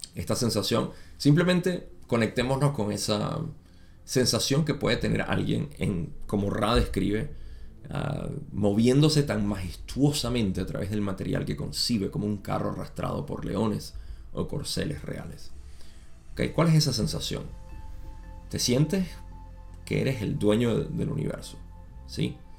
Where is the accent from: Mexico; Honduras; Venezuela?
Venezuela